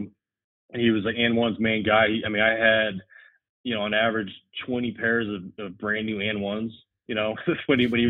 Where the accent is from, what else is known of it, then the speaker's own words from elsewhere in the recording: Arizona, United States; I grew up in Arizona